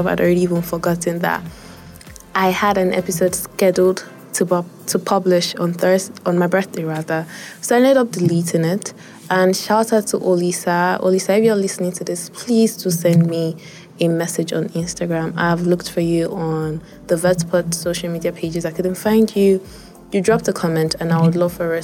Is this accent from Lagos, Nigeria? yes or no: no; Kwara, Nigeria; I am from Kwara State